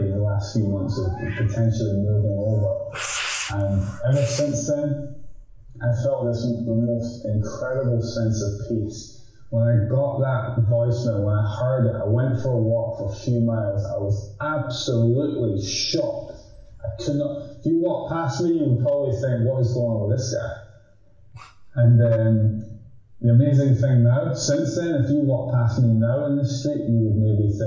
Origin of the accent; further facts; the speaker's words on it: Edinburgh, Scotland, United Kingdom; I'm from Edinburgh.